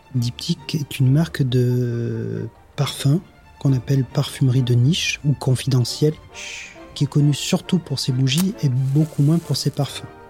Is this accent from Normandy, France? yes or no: no; Grasse, Provence-Alpes-Côte d'Azur, France; Je suis né à Grasse. Ma grand-mère était ce qu'on appelle une cueilleuse de fleurs. Et je partais avec elle le matin quand j'étais jeune, cueillir le jasmin avec elle.